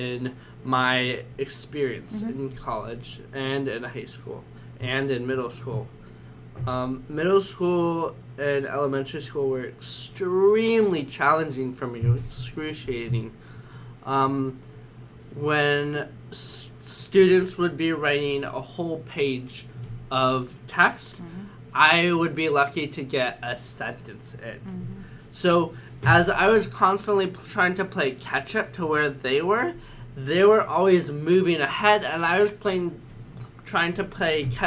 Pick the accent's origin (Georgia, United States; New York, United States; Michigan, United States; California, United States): California, United States; San Francisco; I am from San Francisco. I went to a small high school there in this city.